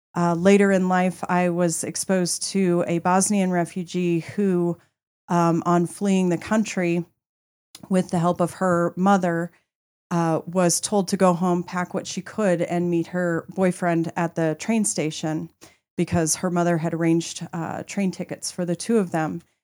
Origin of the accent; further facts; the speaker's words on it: Colorado, United States; I am actually a Colorado native